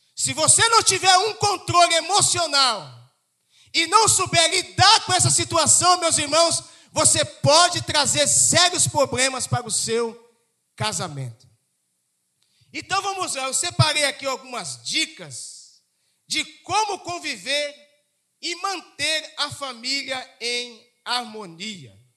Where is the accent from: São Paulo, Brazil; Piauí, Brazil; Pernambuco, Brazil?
São Paulo, Brazil; also born or lived in Rio de Janeiro state; now in Rio de Janeiro, Brazil; Eu vim do estado de São Paulo